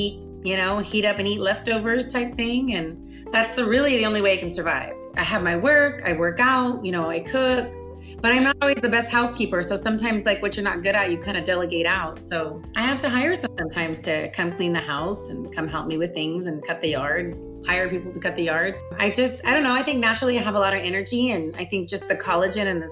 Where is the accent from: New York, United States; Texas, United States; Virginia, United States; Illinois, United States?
Texas, United States; South; born or raised there; also born or lived in Anchorage, Alaska